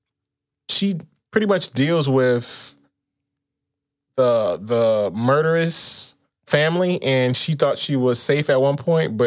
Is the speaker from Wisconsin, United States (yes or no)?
yes; Milwaukee, Wisconsin, United States; I'm from Milwaukee